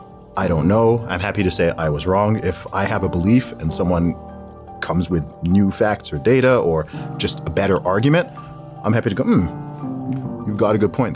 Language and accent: English; Saudi Arabia; also born or lived in England, United Kingdom; I was born in the UK, in England specifically, to Nigerian parents. And I grew up in Saudi Arabia. I lived there for about 19 or 20 years in total.